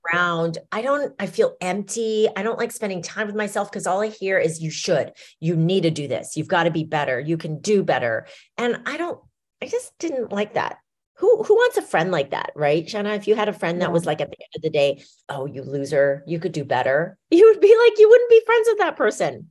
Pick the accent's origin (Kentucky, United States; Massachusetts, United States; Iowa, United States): Iowa, United States; We grew up in Iowa